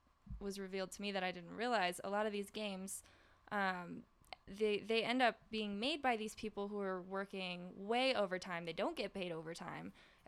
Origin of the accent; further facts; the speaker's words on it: North Carolina, United States; from North Carolina, so I kind of think